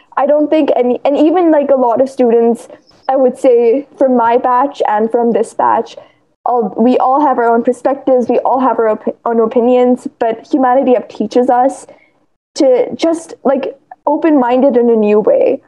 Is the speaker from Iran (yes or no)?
no; India; I'm from India